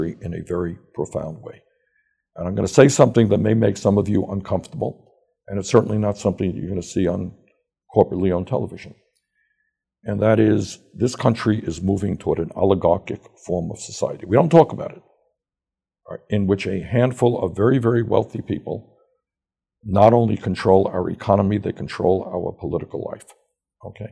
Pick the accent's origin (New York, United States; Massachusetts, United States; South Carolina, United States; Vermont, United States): New York, United States; New York City; accent: Brooklyn